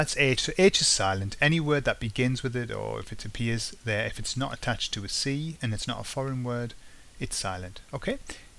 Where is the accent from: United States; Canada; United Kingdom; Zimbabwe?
United Kingdom; England; my advice as an English person who's had to learn Spanish